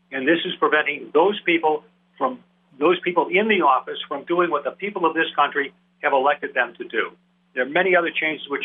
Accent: Milwaukee, Wisconsin, United States; I'm a fourth generation Wisconsinite, born and bred in Milwaukee

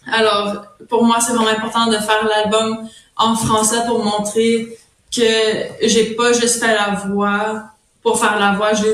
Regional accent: Ontario, Canada; first language French; étant franco-ontarienne, il y a déjà des, des gens qui pensent déjà que je suis anglophone quand je suis vraiment francophone, francophone, c'est ma langue maternelle, c'est le français.

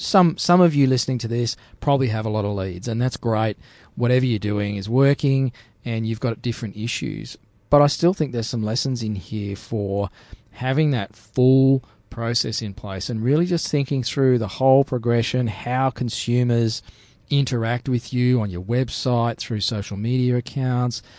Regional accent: Australia; I'm an Aussie bloke

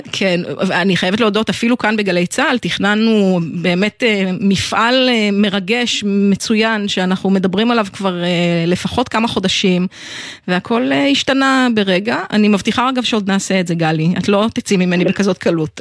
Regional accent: Israel; אנחנו ישראלים

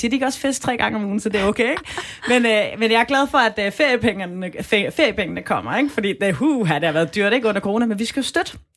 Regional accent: Southern Denmark, Denmark; så kan man tage til Sønderland, hvor jeg kommer fra, og så kunne man besøge øh, Ballum, Rømø og Højer.

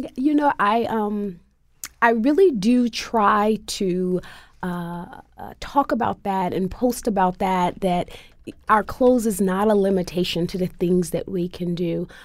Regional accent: United States; African American Muslims born and raised in the United States

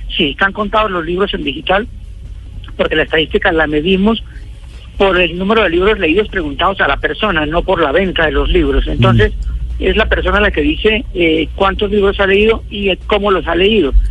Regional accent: Colombia; nuestro país

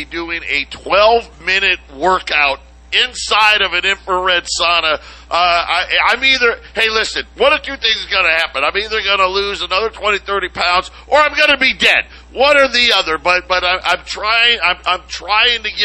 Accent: Arizona, United States; We're born and raised in Arizona

